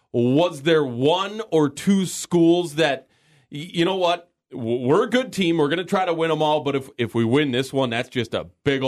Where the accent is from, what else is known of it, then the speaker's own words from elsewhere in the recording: Owatonna, Minnesota, United States; growing up in Owatonna